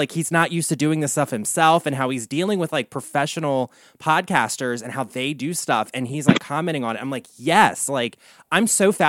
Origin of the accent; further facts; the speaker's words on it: Baltimore, Maryland, United States; It's shot in East Baltimore, like in my hometown of Havity Race.